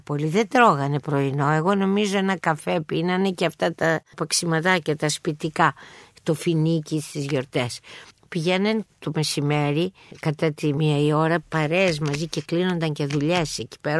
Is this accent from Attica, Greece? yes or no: yes; Athens, Attica, Greece; εγώ είμαι περήφανη που είμαι Αθηναία